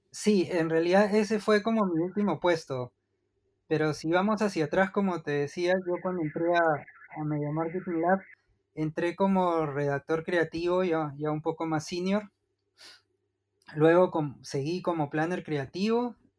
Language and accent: Spanish; Lima, Peru; moved away as an adult; also born or lived in Buenos Aires, Argentina; now in Malmö, Sweden; yo nací en, Lima, en la capital de Perú, y estuve ahí. Eh, bueno, ahí estudié todo el colegio